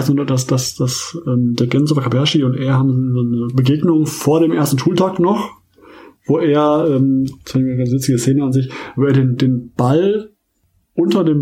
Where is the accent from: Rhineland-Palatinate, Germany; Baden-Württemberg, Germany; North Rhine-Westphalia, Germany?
North Rhine-Westphalia, Germany; Essen; ab davon bin ich halt noch ähm, Fan meiner Heimat, Heimatvereins, Rot-Weiß Essen